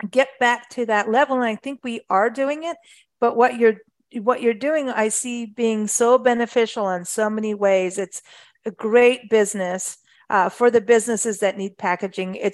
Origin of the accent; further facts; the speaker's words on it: Kenya; also born or lived in South Africa; I, I grew up in Africa, luckily. Thank thanks to my mom, lived in Kenya, South Africa, lived in the bush.